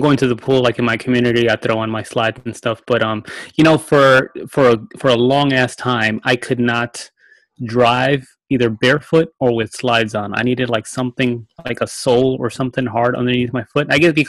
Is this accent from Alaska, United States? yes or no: no; New York, United States; moved away; I'm from New York